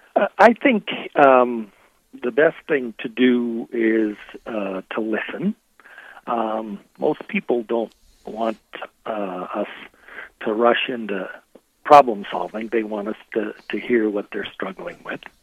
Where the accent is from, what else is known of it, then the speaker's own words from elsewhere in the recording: Rochester, Minnesota, United States; also born or lived in Collegeville, Minnesota / Madison, Wisconsin; I am born and raised in Rochester, Minnesota